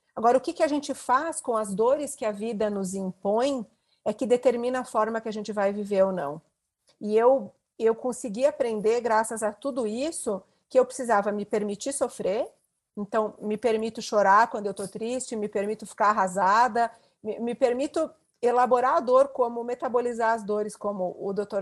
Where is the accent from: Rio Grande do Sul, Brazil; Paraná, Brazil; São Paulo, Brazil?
Rio Grande do Sul, Brazil; interior of; a internet chegou na minha cidade, eu sou do interior do Rio Grande do Sul, eu já tinha 18 anos.